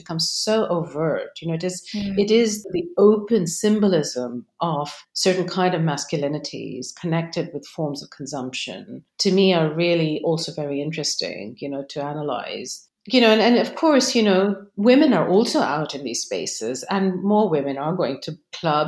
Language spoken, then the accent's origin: English; Delhi, India; now in Cambridge, United Kingdom; growing up in Delhi